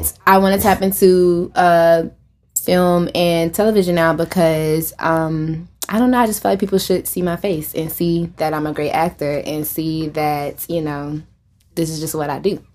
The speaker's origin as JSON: {"language": "English", "area": "Richland County", "region": "South Carolina", "country": "United States", "said": "I am from Richland County, South Carolina"}